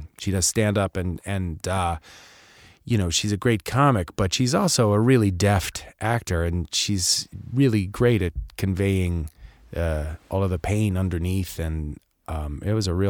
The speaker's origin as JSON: {"language": "English", "region": "East Coast", "country": "United States", "tie": "born there", "also_born_or_lived": "California / England / Midwest", "said": "I was born in the East Coast, but, you know, I then moved to California. I moved around a bunch of places. I've spent a lot of time in England and then the Midwest for, you know, a good chunk of my adolescence."}